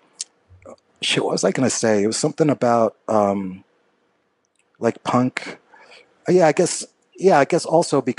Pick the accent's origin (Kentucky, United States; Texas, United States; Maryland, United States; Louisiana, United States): Kentucky, United States; Louisville; growing up in Louisville, Kentucky